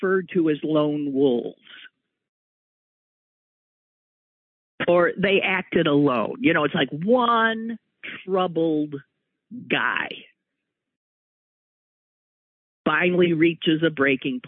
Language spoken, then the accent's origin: English; Wisconsin, United States; moved away; we're from Wisconsin.